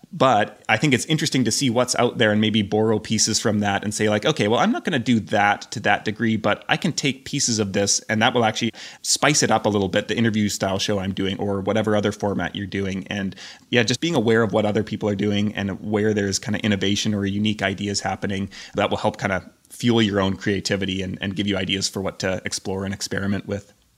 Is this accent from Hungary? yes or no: no; Canada; moved away as an adult; also born or lived in Scotland / Portugal / Croatia / Albania; now in Belgrade, Serbia; I'm Canadian